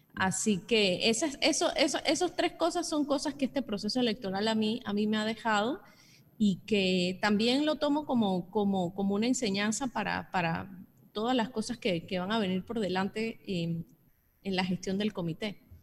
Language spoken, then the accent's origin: Spanish; Panama; nosotros como panameños